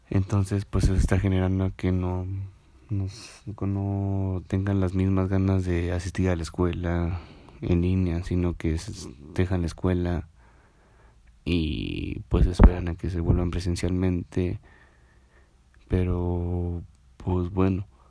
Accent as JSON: {"language": "Spanish", "country": "Mexico", "said": "somos nosotros los mexicanos"}